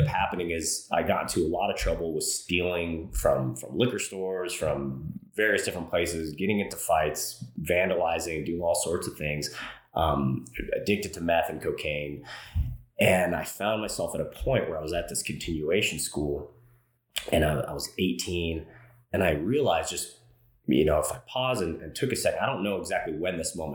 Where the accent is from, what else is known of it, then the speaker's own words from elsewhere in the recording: Los Angeles, California, United States; I grew up in Los Angeles, California, throughout LA County, kind of moved around a lot as a kid.